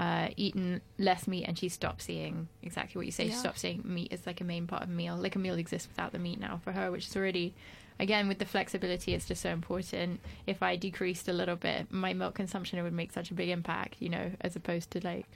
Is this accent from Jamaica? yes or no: no; France; moved away; when I grew up in France